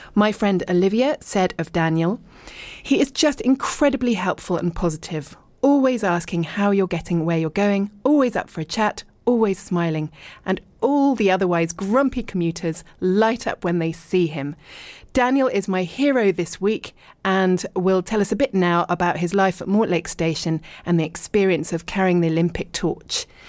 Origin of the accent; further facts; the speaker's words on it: Richmond, London, United Kingdom; moved away as an adult; also born or lived in East Sheen; I was born in Richmond, and I lived and worked in London, but then lived abroad for ages